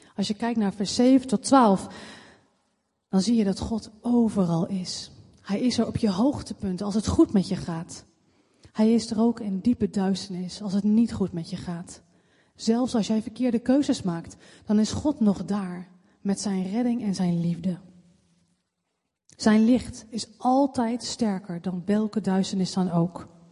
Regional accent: Leidschendam, South Holland, Netherlands; geboren in Leidsendam

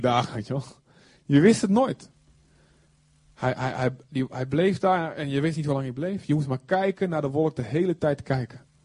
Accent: Netherlands; we zijn Hollanders

